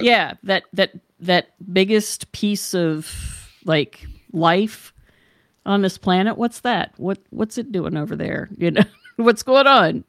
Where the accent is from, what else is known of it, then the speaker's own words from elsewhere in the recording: Charleston, West Virginia, United States; moved away; I came from West Virginia, so I was born in sixty-five.